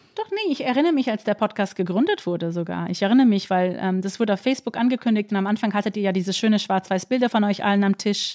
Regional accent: New York, United States; now in Berlin, Germany; ich komme ja aus Amerika

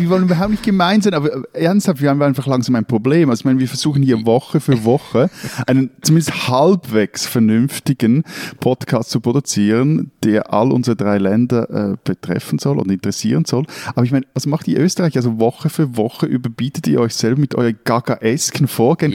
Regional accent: Switzerland; als Schweizer

